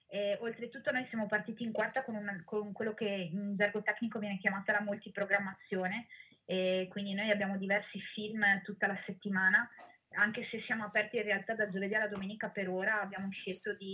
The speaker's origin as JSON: {"language": "Italian", "town": "Rovigo", "region": "Veneto", "country": "Italy", "said": "io che sono di Rovigo ma non abitavo più in città da 15 anni"}